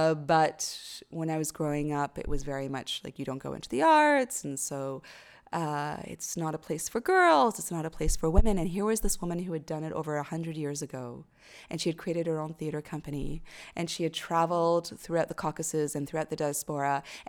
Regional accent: Lebanon; born there; So I'm Armenian, but I'd never been there because I was born in Lebanon

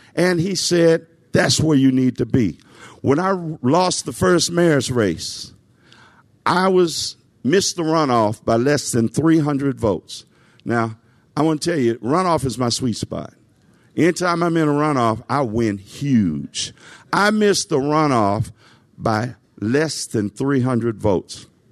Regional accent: Nashville, Tennessee, United States; I grew up in Nashville.

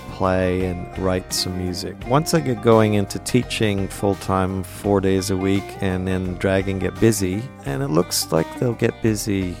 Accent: Montreal, Quebec, Canada; moved away as an adult; now in Australia; someone I grew up with in Montreal

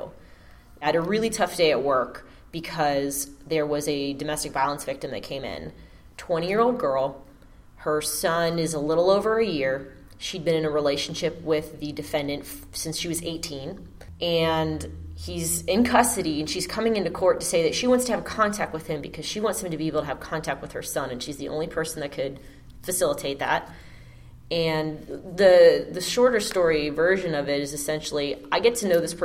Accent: Pittsburgh, Pennsylvania, United States; also born or lived in Virginia / Florida; now in Georgia, United States; I am in Georgia by way of Virginia, by way of Florida, but I'm from Pittsburgh

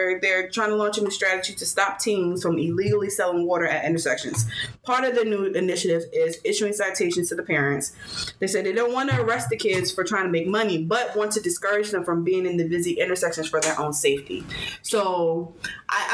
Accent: Philadelphia, Pennsylvania, United States; I'm from Philadelphia, North Philadelphia to be specific

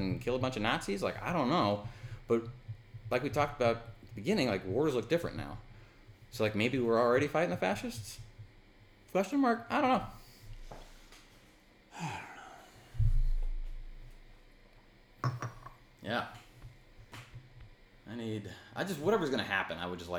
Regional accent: United States; I'm an American

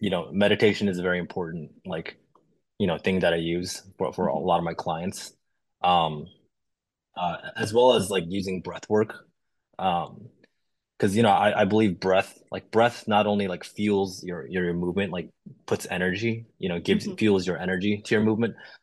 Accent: Chicago, Illinois, United States; being a minority growing up in Chicago

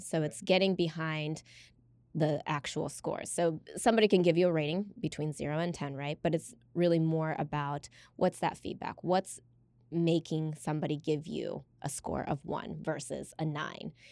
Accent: United States; growing up in America

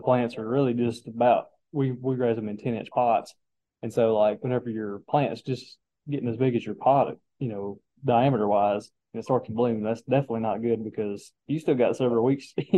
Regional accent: Metcalfe County, Kentucky, United States; I'm originally from Metcalf County

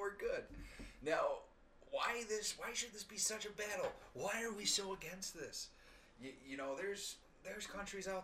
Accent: United States; I'm an American born and raised

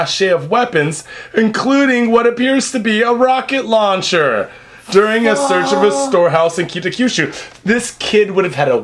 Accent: Seattle, Washington, United States; now in Japan; When I was a kid, I grew up outside of Seattle, right? In the suburbs

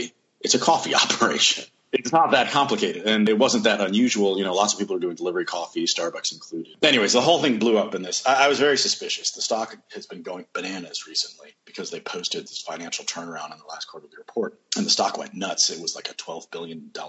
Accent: Arlington, Virginia, United States; moved away as an adult; also born or lived in Washington, D.C. / Atlanta / Ecuador; I was born in Washington, D.C., Georgetown University Hospital, and I lived in Arlington, Virginia, also a little suburb right across the river

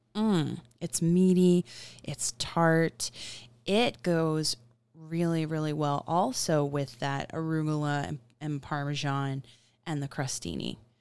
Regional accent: Florida, United States; being in Florida for a large part of my childhood

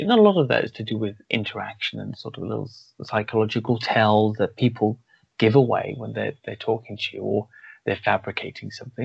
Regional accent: Wales, United Kingdom; I grew up in Wales

